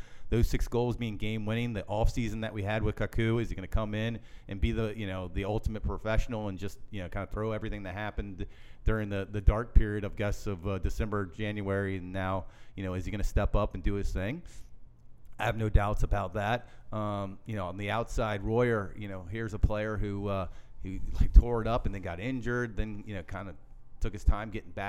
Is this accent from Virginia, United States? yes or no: yes; Virginia, United States; I grew up in Virginia area, and I have a lot of friends around that ACC world